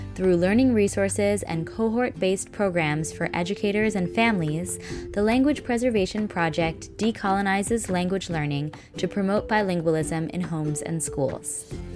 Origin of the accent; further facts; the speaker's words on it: United States; accent: American; I still had an American accent